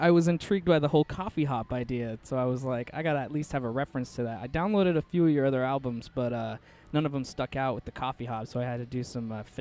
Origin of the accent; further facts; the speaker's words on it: Seattle, Washington, United States; I grew up with him in Seattle.